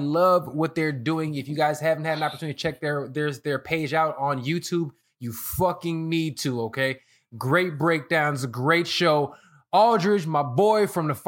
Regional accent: Chicago, Illinois, United States; moved away; I'm Chicago dude from the Midwest. It's always chilly up there.

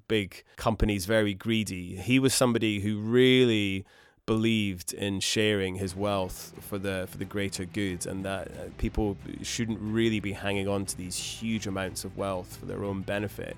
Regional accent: Scotland, United Kingdom; growing up in Scotland

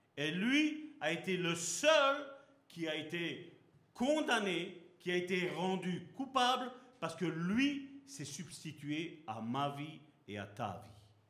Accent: Belgium; also born or lived in Sicily (ancestry); je suis heureux d'être d'origine sicilienne, parce que je suis né ici en Belgique

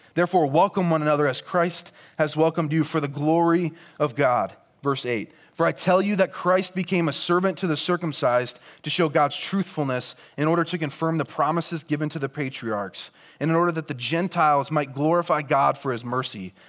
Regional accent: Rock Valley, Iowa, United States; moved away as an adult; also born or lived in Cedar Falls, Iowa; I grew up in Rock Valley, Iowa.

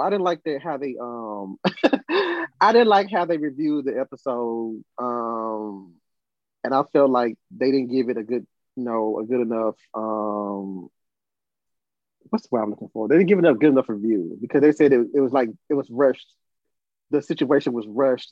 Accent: Brownsville, Tennessee, United States; we're both from Tennessee. Um, in my hometown, I was a, I was nervous about. I, oh, I was never. I was upset because they took kind of. They had uh, how can I put it? A footloose like situation with comic books. When I turned ten or eleven years old, they took out all the comic books out of Browns out of Brownsville

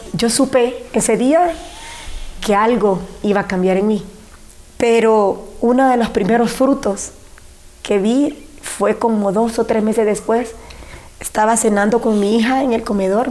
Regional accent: San Pedro Sula, Cortés, Honduras; born or raised there; also born or lived in Siguatepeque, Comayagua / Yoro

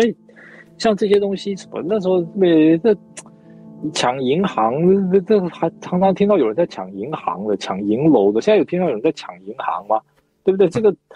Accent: Fengyuan, Taichung, Taiwan; 我小时候在做在封圆

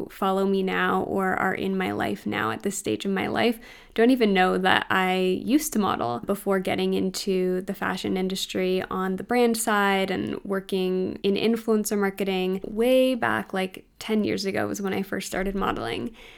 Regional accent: Canada; as a Canadian shopping online at US stores

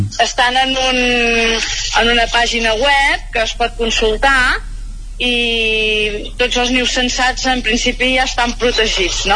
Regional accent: Mollà, Catalonia, Spain; now in Castellterçol, Spain; jo sóc de Mollà, ara visc a Castell Tarsal però tot havia viscut a Mollà i quan era més jove

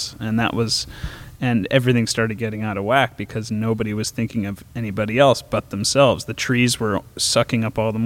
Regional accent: Massachusetts, United States; now in Bay Area, United States; I'm from Massachusetts

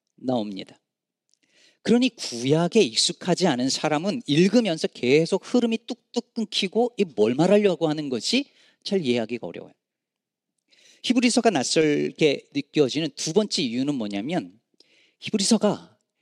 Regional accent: South Korea; now in United States; 저희는 어릴 때 한국에서

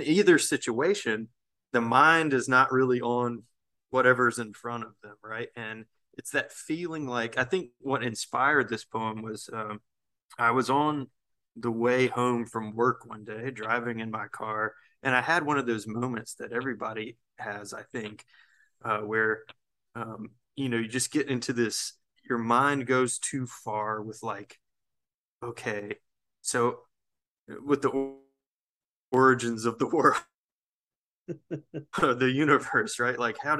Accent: the South, United States; I think being a Southerner naturally requires having two conflicting ideas in your head at one time, right? You know, that this sort of, in the South, for example, we always feel like we're being pulled back into some sort of toxic thing

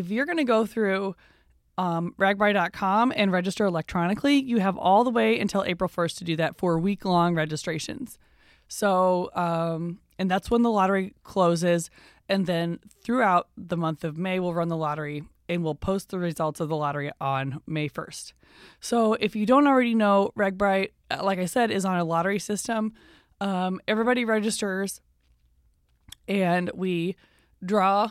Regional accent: Iowa City, Iowa, United States; moved away; I am from the Iowa City, Coralville area

